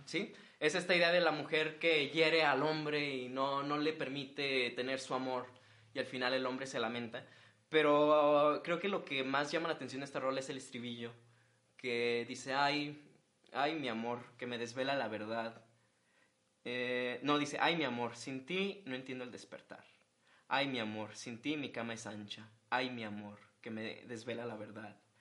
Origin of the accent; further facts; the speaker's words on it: Monterrey, Nuevo León, Mexico; somos regios